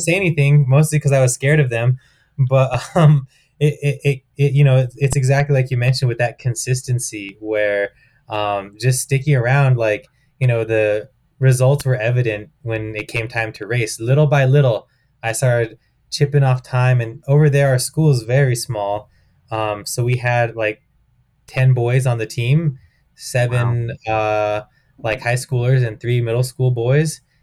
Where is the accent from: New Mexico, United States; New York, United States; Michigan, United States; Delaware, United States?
New Mexico, United States; outside of Albuquerque; my hometown outside of Albuquerque